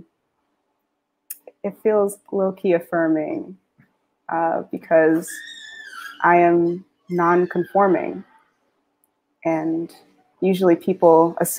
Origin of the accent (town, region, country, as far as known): New Haven, Connecticut, United States; born or raised there; also born or lived in Boston